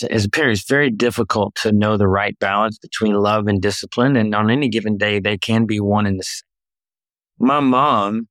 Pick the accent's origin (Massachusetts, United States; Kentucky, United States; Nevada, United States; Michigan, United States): Kentucky, United States; Louisville; moved away as an adult; also born or lived in Danville, Kentucky; now in Tampa, United States; born and raised in Louisville, Kentucky.